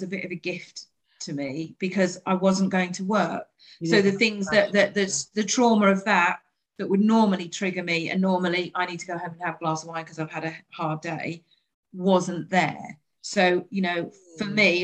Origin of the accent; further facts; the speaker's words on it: United Kingdom; we're British